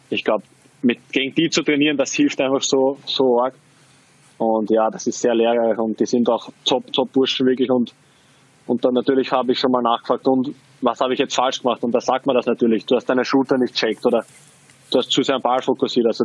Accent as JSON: {"language": "German", "country": "Austria", "said": "Also ich, ich drücke natürlich jetzt als Österreicher den Linzer die Daumen, das ist klar."}